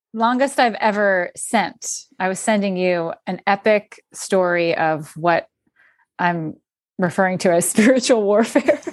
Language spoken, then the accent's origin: English; outside Philadelphia, Pennsylvania, United States; moved away as an adult; also born or lived in New York City; I grew up outside Phil-, Philadelphia where I actually live right